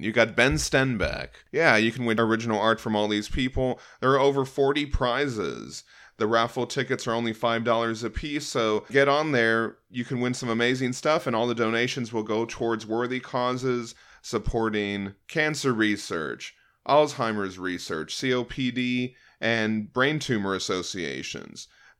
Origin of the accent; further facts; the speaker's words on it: Guanajuato, Mexico; a small city just 50 kilometers away from my hometown in the state of Guanajuato.